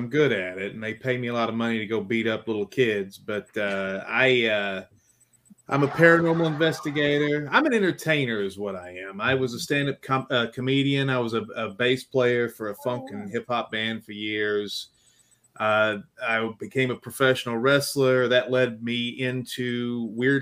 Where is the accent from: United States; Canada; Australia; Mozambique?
United States; Baltimore, Maryland; now in Morristown, United States; I'm from Baltimore. We choose to live down south